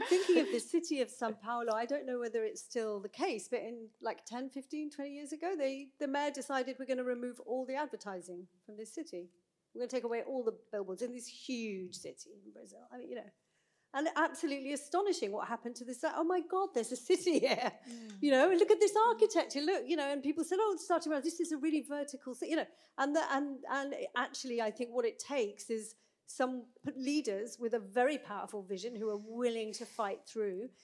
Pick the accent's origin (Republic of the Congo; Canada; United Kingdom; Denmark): United Kingdom; now in Bergen, Norway; as a British person